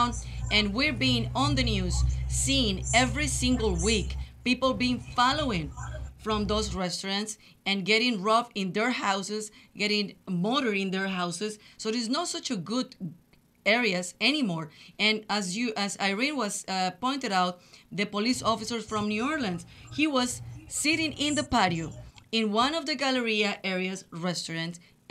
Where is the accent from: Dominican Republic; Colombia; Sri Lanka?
Colombia; English is a second language; moved away as an adult; also born or lived in Laredo, Texas; now in Houston, United States; I've been living in Houston for 21 years. I'm from Colombia. I came to this country in 1997